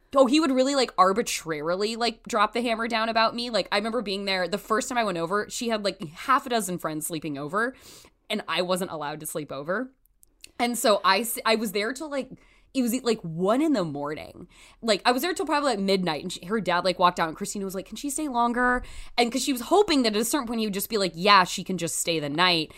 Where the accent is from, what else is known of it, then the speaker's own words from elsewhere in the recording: Canby, Oregon, United States; I'm from Canby, Oregon, which is about twenty miles south of Portland.